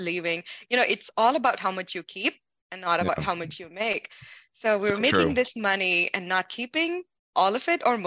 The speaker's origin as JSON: {"language": "English", "country": "India", "also_born_or_lived": "Missouri, United States", "moved": "as an adult", "lives_now": "Seattle, United States", "said": "I'm an immigrant from India"}